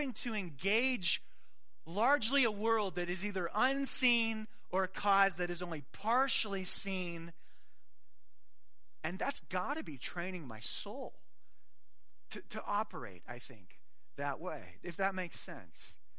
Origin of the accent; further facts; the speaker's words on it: Arizona, United States; I grew up in Arizona